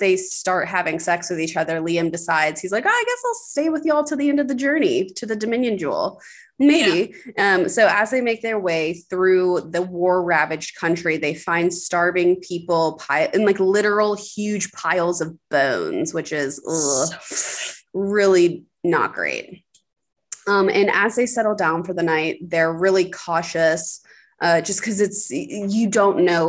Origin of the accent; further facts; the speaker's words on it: the South, Southern United States, United States; accent: Southern; That warrior is a hard word for me as a Southerner. And it's like lawyer. Like it's one of the only words that I really have an accent on